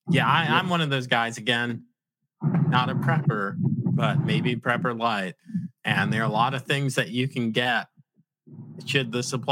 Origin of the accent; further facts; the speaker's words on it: New York, United States; I'm from New York